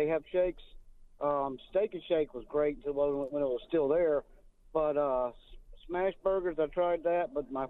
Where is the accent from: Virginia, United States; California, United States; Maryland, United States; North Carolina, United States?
North Carolina, United States; Raleigh; I'm from Raleigh.